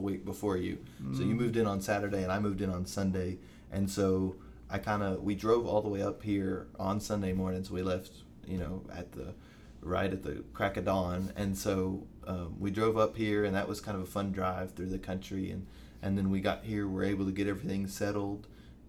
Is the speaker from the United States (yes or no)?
yes; Bowling Green, Kentucky, United States; moved away as an adult; now in Knoxville, United States; I am from Bowling Green, Kentucky